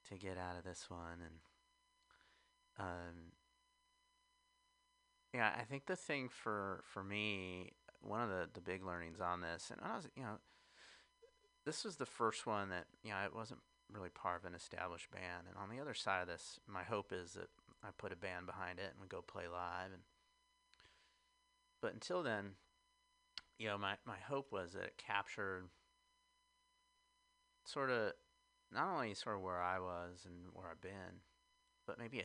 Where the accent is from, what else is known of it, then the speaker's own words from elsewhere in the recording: Midwest, United States; now in San Francisco, United States; And I grew up in the Midwest